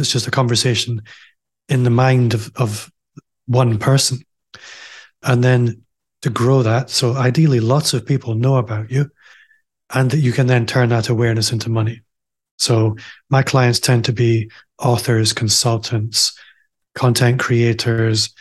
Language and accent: English; Aberdeen, Scotland, United Kingdom; moved away as an adult; now in Glasgow, United Kingdom; I'm also from Aberdeen, as you might be able to tell if you're listening. I left Aberdeen a couple of years ago. I live in Glasgow now.